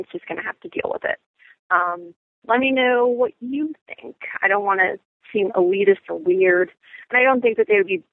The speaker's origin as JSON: {"language": "English", "region": "rural Pennsylvania", "country": "United States", "said": "I am from Podunk, middle of nowhere, Pennsylvania"}